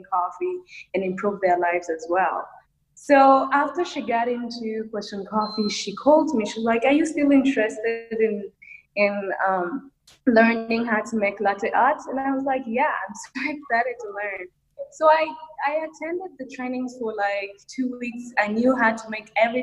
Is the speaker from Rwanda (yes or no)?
yes; Rwanda; I am from Rwanda, East Africa